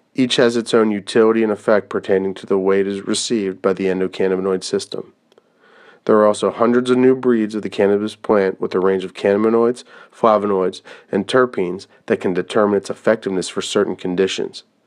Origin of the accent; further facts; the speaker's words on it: Pennsylvania, United States; my home state of Pennsylvania